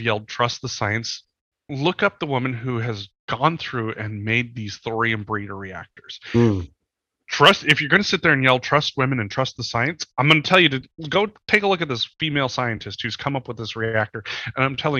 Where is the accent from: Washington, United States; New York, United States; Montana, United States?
Montana, United States; Eastern; I'm from Eastern Montana